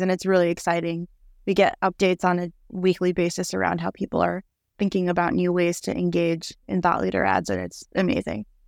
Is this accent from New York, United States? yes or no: yes; New York City, New York, United States; moved away as an adult; now in Austin, United States; I'm originally from New York City, but have been living in Austin, Texas for 10 years.